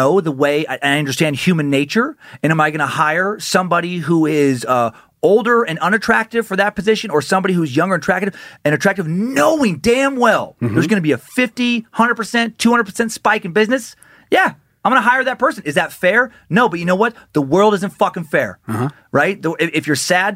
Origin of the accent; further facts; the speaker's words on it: Idaho, United States; growing up in Idaho as a white kid